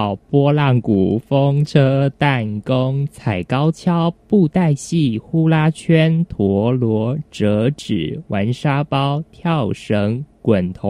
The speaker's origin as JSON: {"language": "Chinese", "country": "Taiwan", "said": "其实真的非常多呢，我们就是台湾的传统游戏，对，"}